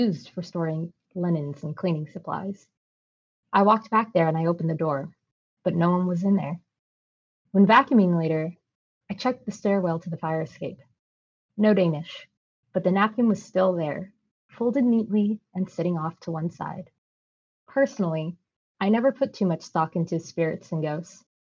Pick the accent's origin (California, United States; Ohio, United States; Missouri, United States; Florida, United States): California, United States; Sacramento; now in Los Angeles, United States; my hometown is Sacramento, which is 8 hours north of LA, which is where I currently live.